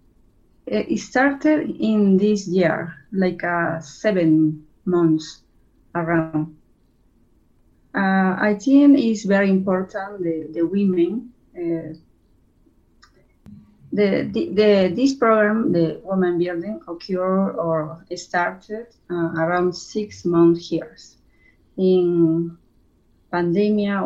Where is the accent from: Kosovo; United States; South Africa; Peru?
Peru; Amazon region, Madre de Dios; I'm from Amazon region. We call Madre de Dios